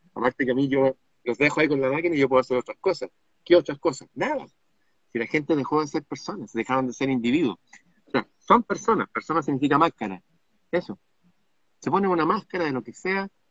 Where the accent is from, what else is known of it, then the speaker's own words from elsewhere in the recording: Chile; mi país